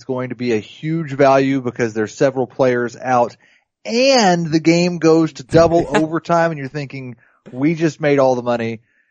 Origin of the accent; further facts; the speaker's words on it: Missouri, United States; Actually, everybody says I'm from Kansas. I'm actually from Missouri.